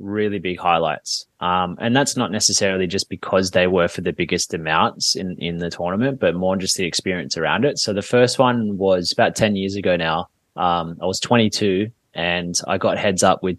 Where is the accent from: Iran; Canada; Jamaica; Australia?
Australia; Sydney, New South Wales; here in Sydney, in my hometown here